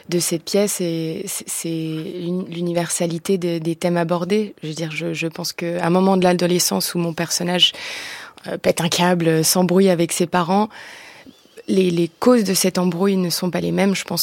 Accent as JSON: {"language": "French", "country": "France", "tie": "born or raised there", "second_language": "French", "said": "je suis d'origine grecque et néo-zélandaise. Je, je, suis arrivée en France euh, à mes 6-7 ans. Je parlais pas français."}